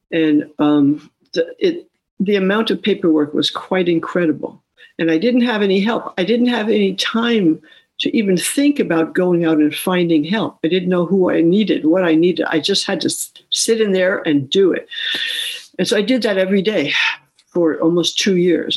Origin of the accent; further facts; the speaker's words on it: New York City, New York, United States; moved away; also born or lived in West Sacramento; I grew up in New York City